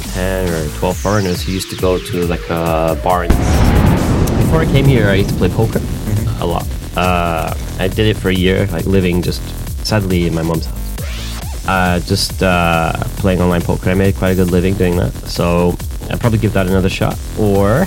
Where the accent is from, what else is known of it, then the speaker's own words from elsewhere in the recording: Accrington, North West England, United Kingdom; moved away as an adult; now in Changwon, South Korea; I'm from Northwest England, a place called Accrington, very small town near Manchester.